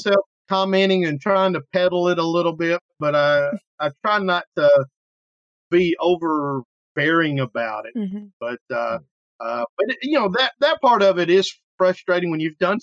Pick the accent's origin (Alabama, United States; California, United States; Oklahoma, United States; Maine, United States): Alabama, United States; Killen; my hometown, which is in Killen, just outside of Florence